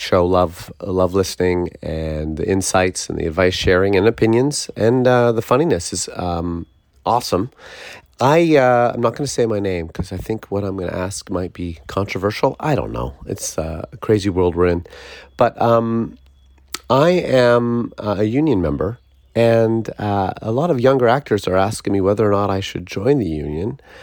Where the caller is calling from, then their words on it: Vancouver, British Columbia, Canada; I'm calling in from Vancouver